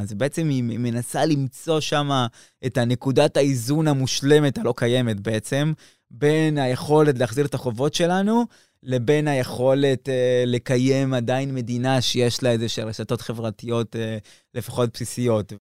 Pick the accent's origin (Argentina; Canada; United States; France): Argentina; moved away; כשאני נולדתי שם